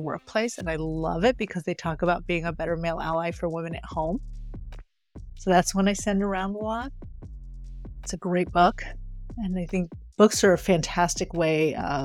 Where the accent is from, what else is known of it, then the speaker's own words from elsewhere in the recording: right outside of Paris, Île-de-France, France; moved away; I grew up in France, right outside of Paris.